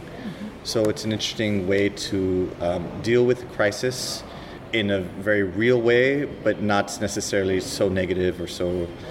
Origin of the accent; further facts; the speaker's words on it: California, United States; I'm from California, um, from the 70s